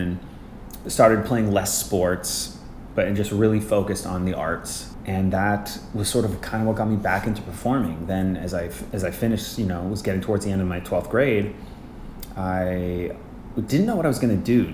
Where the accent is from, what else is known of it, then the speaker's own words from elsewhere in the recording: Winnipeg, Manitoba, Canada; moved away as an adult; now in New York, United States; I grew up in Winnipeg, Manitoba, which is a city uh, north of Fargo in Canada.